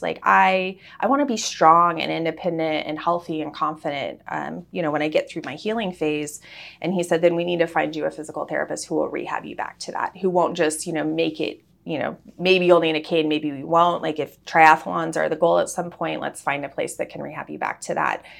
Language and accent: English; Wichita, Kansas, United States; moved away; we're from Wichita